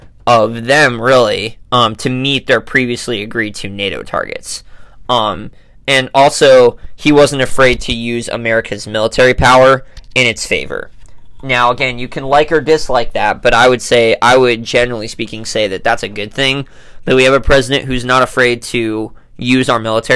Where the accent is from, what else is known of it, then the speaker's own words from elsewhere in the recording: United States; as an American